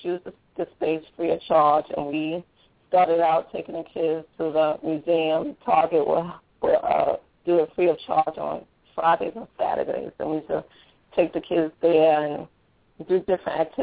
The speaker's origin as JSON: {"language": "English", "town": "New York City", "region": "New York", "country": "United States", "said": "The individuals that work with me, we're all from the Bed-Stuy area"}